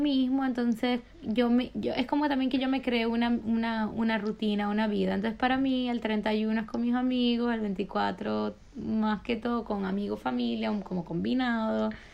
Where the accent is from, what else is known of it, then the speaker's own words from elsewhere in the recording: Maracaibo, Zulia, Venezuela; moved away; yo soy maracucha de nacimiento y de como de regionalismo porque nací allí